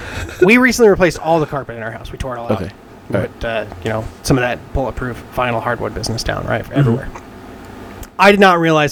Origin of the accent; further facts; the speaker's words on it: Alaska, United States; I'm from Alaska.